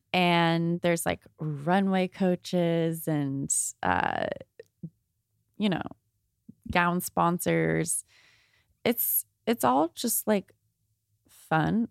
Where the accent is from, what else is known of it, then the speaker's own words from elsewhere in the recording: Thousand Oaks, California, United States; also born or lived in San Pedro, California; I moved from San Pedro to Thousand Oaks in first grade.